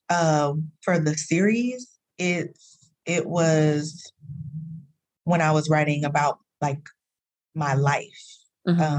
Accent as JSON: {"language": "English", "town": "Dallas", "region": "Texas", "country": "United States", "lives_now": "California, United States", "said": "I'm from Dallas. You know, uh, I've been I lived there for for many many years. Uh, but I moved there in like 20 or 2000 2001 something like that."}